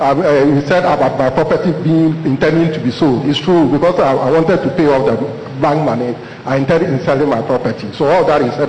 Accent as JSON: {"language": "English", "country": "Ghana", "said": "from Ghana."}